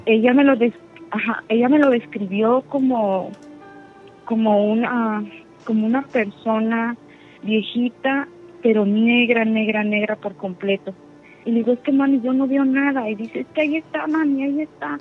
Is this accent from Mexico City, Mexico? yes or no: no; Puebla, Mexico; now in Houston, United States; yo soy del estado de Puebla, pero ah, radico en Houston